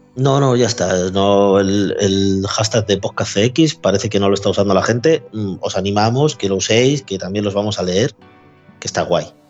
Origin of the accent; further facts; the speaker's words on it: Spain; Yo soy español, español